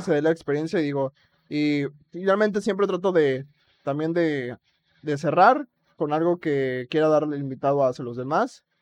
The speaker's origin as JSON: {"language": "Spanish", "town": "Acapulco", "region": "Guerrero", "country": "Mexico", "said": "soy orgulloso de que soy de Acapulco"}